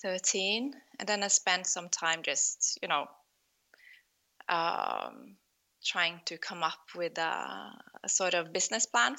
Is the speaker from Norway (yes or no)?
yes; Norway; also born or lived in Oslo / Voss; I'm a Norwegian designer, born and raised in Norway